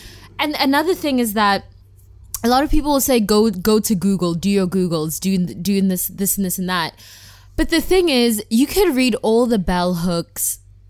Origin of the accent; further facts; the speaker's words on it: South Africa; And just the fact that I'm South African, but I don't feel South African because I haven't really lived there much, like, that affects my Blackness.